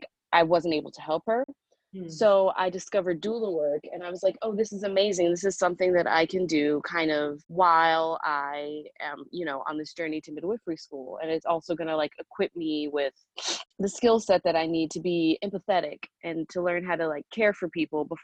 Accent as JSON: {"language": "English", "town": "Cleveland", "region": "Ohio", "country": "United States", "moved": "as an adult", "lives_now": "New York, United States", "said": "I'm from Cleveland, Ohio"}